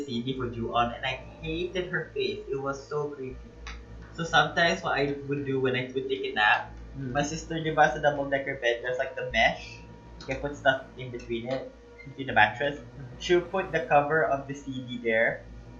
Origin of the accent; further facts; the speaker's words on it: Malaysia; Before I was born in Malaysia, my mom and dad used to live in this old bungalow.